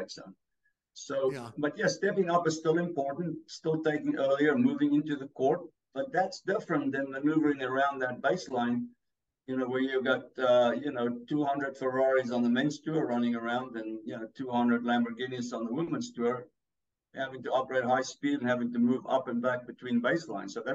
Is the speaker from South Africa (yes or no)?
yes; South Africa; accent: a little bit of Africa; English is a second language; moved away; I'm from South Africa